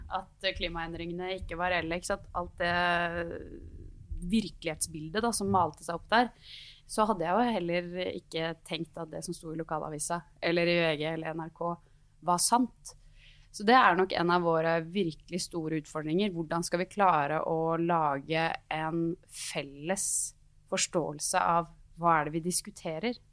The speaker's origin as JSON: {"language": "Norwegian", "town": "Gjøvik", "region": "Innlandet", "country": "Norway", "moved": "as an adult", "lives_now": "Oslo, Norway", "said": "jeg er eh, sosialdemokrat fra Gjøvik, 28 år, bodd i Oslo de siste ni"}